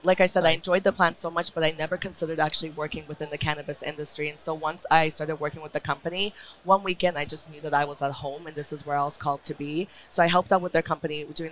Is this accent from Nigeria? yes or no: no; Vancouver, British Columbia, Canada; I am from Vancouver, BC.